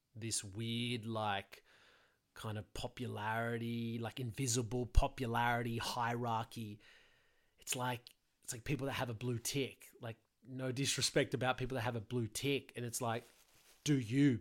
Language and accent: English; Sydney, New South Wales, Australia; I'm from Sydney, Australia.